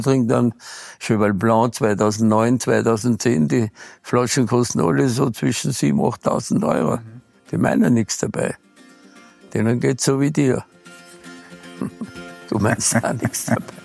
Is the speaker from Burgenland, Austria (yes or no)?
no; Arlberg, Tyrol, Austria; also born or lived in Bad Gastein; meine Heimat ist hier